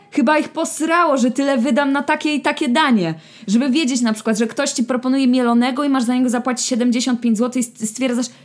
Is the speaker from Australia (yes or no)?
no; France; Polish is a second language; now in Poland; Mam 26 lat i z pochodzenia jestem Francuzem.